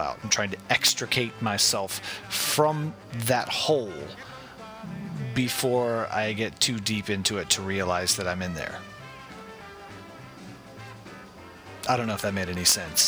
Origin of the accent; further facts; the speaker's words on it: Athens, Georgia, United States; I'm from Athens, Georgia